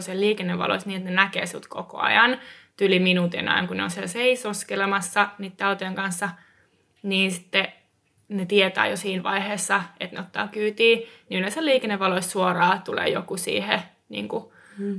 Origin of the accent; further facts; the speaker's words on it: Eastern Finland, Finland; siis Itä-Suomestahan olen kotoisin myös.